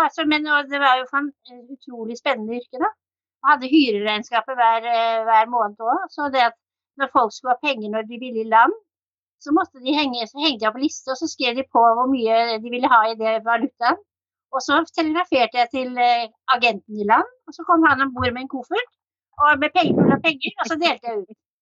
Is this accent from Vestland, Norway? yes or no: no; Oslo, Norway; moved away as an adult; now in Kragerø, Norway; Jeg er født og oppvokst i Oslo